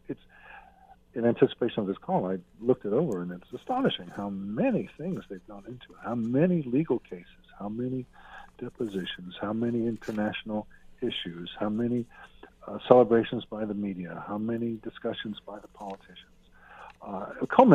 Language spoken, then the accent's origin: English; United States; as an American